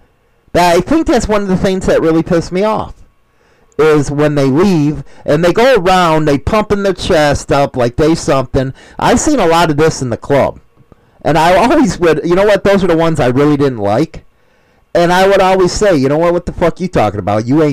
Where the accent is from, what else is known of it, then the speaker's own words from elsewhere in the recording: United States; I'm an American